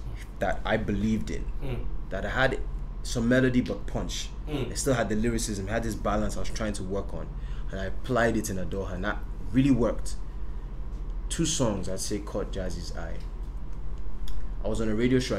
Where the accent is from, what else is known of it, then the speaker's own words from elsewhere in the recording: Nigeria; I'm Nigerian. I live in Nigeria.